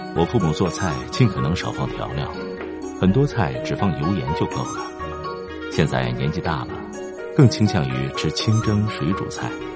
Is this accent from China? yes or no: yes; a small town near Mount Emei, Sichuan, China; 我的老家在靠近峨眉山的一个小镇上